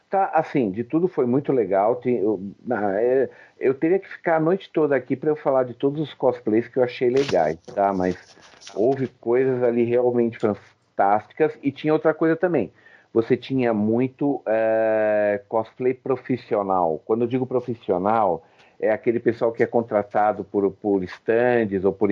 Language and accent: Portuguese; São Paulo, Brazil; Não, sou do ABC, do ABC.